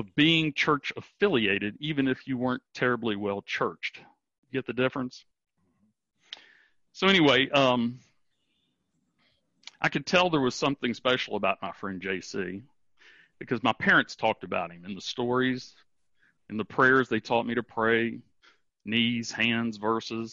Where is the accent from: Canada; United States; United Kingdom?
United States; Charleston, West Virginia; I grew up in Charleston, West Virginia